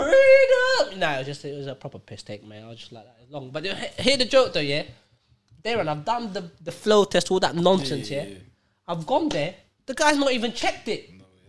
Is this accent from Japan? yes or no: no; Jersey; I'm like, Jersey. I'm from Jersey, dog. I'm like, where are all these Americans?